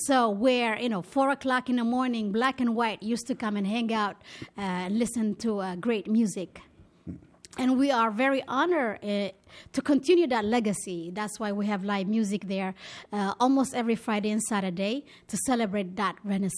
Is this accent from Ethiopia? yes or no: yes; Ethiopia; also born or lived in Israel; now in New York, United States; which represents my upbringing, being Ethiopian, being Israeli, and now being New Yorker.